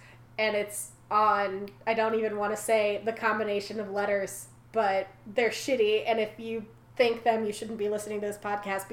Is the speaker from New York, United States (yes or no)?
no; Hawaii, United States; I was born in Hawaii